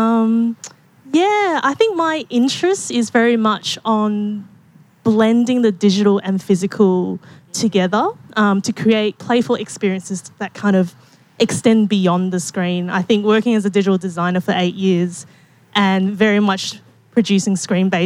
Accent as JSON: {"language": "English", "town": "Perth", "region": "Western Australia", "country": "Australia", "moved": "as an adult", "lives_now": "Melbourne, Australia", "said": "I'm actually originally from Perth, and I worked as a digital designer for 8 years before deciding to quit my government job and move to Melbourne"}